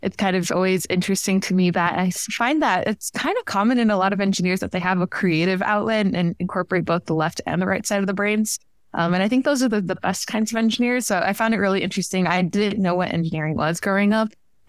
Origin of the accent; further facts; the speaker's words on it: Miami, Florida, United States; now in Tennessee, United States; I like to say that I'm from Northern Cuba, which is commonly referred to as Miami, Florida. I grew up there since my inception.